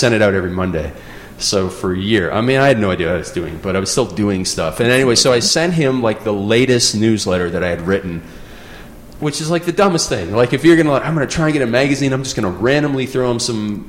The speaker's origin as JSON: {"language": "English", "country": "Canada", "tie": "born or raised there", "said": "I grew up in Canada in a small town"}